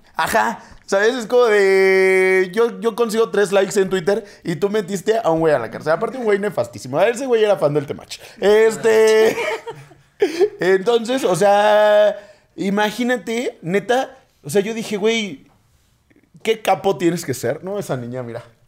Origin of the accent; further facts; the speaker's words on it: Mexico; crecimos en México